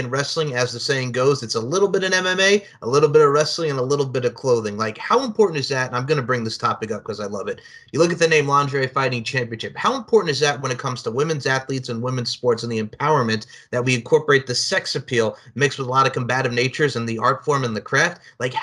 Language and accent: English; Long Island, New York, United States; growing up on Long Island, right? Ruth C. Kelly Elementary School